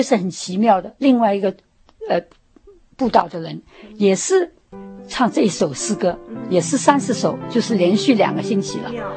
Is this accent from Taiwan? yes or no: no; Shanghai, China; moved away as an adult; also born or lived in Hong Kong; now in United States; 我是在香港出生 然后在上海长大，然后到那个， 在上海念完大学以后呢， 那个时候就是九四九年大陆解放了， 那我就回到香港， 住了十， 待了十年， 然后到美国来，移民到美国来